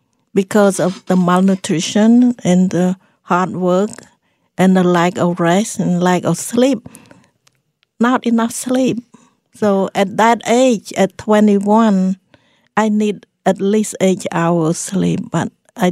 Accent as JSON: {"language": "English", "country": "Cambodia", "tie": "born or raised there", "second_language": "English", "said": "But I grew up in the Buddhist family, and Cambodia is predominantly Buddhist"}